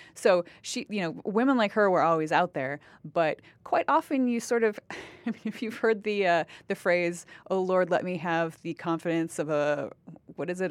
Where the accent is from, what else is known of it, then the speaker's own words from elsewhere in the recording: Wisconsin, United States; moved away as an adult; now in Canada; I grew up with Wisconsin being in the top ten of, like, the schools, school systems in the United States